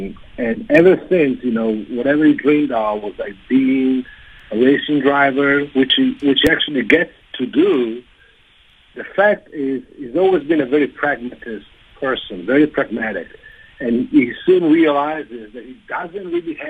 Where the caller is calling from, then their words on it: Italy; I'm calling you from Italy when it's 20 minutes after midnight.